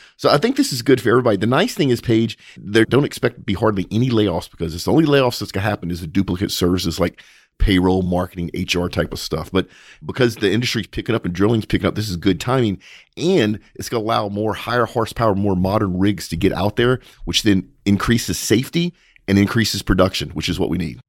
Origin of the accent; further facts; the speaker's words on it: United States; as an American, as a very proud and patriotic American